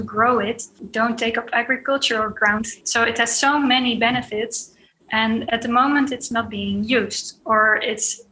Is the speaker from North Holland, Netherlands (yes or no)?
no; The Hague, South Holland, Netherlands; I grew up in The Hague, near to the beach.